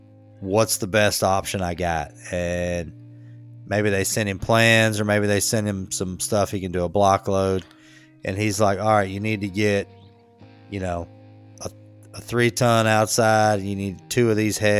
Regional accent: Charlotte, North Carolina, United States; I'm like, Charlotte

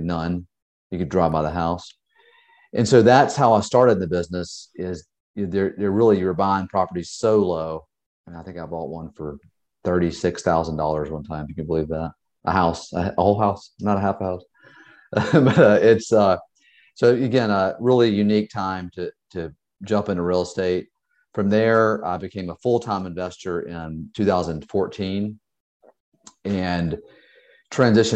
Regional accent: Georgia, United States; moved away as an adult; now in Charleston, United States; I am originally from Georgia. I've been in South Carolina now for about 20 years here in Charleston

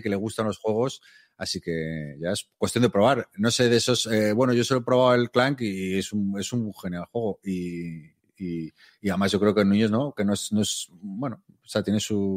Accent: Madrid, Community of Madrid, Spain; yo soy de Madrid

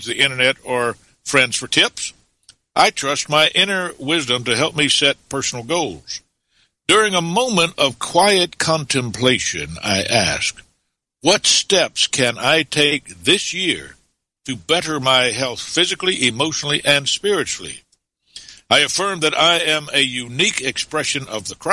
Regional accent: Atlanta, Georgia, United States; moved away as an adult; my hometown of Atlanta, Georgia.

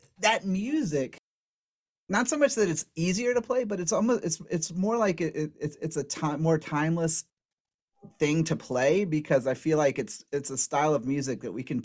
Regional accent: Southeast, United States; I grew up in the Southeast

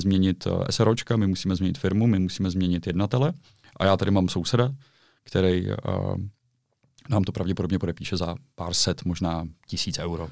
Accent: Prague, Czechia; já jsem Čech, já jsem Pražák

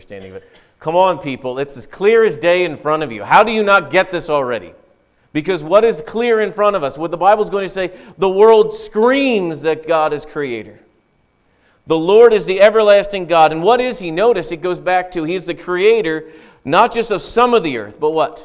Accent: United States

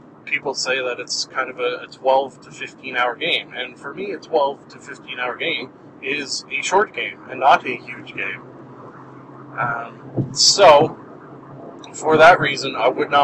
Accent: Canada; a Canadian living in Canada

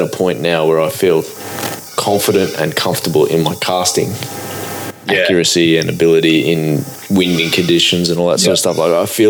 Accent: Gladstone, Queensland, Australia; I grew up in Gladstone

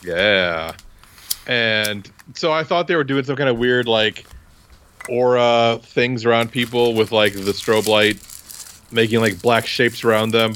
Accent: Iowa, United States; I'm from Iowa

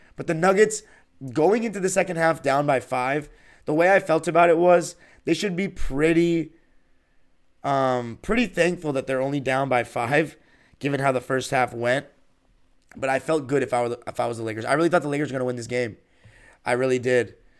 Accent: Los Angeles, California, United States; I'm from Los Angeles

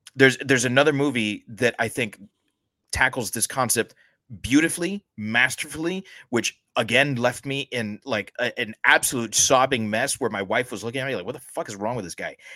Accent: United States; we're both American born

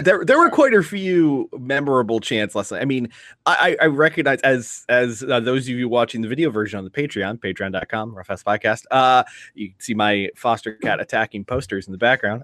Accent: Ireland; speaking as an Irish man

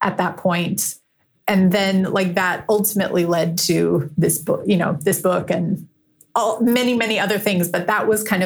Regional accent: Green Bay, Wisconsin, United States; moved away; also born or lived in Chicago; I grew up in Green Bay, Wisconsin

